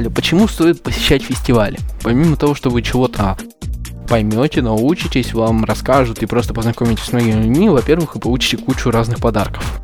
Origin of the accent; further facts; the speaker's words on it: Perm, Perm Krai, Russia; слушал спикера из Перми, я сам из Перми.